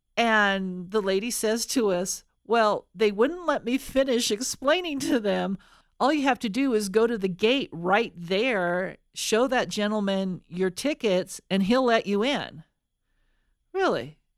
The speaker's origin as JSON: {"language": "English", "region": "Colorado", "country": "United States", "said": "We are from Colorado."}